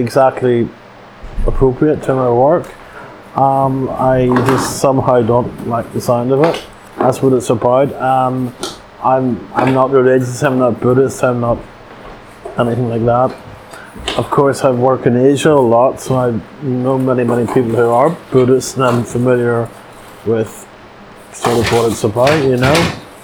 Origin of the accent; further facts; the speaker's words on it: Northern Ireland, United Kingdom; now in United States; just about everybody of my generation who grew up in Northern Ireland